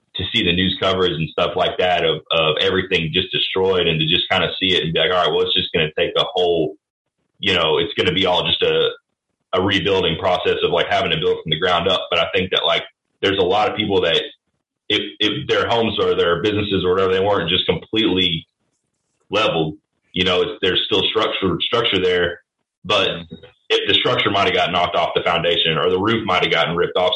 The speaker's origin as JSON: {"language": "English", "region": "Kentucky", "country": "United States", "moved": "yes", "lives_now": "Nashville, United States", "said": "I'm being from Kentucky"}